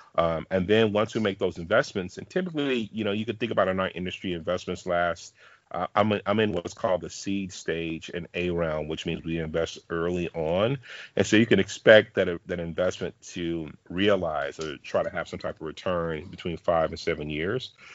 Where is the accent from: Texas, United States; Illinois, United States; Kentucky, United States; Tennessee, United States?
Texas, United States; Dallas; I'm from Dallas, Texas